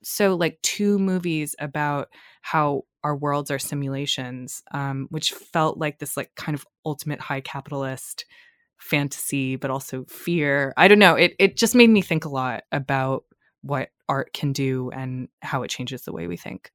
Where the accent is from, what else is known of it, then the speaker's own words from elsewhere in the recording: Boston area, Massachusetts, United States; I am from Massachusetts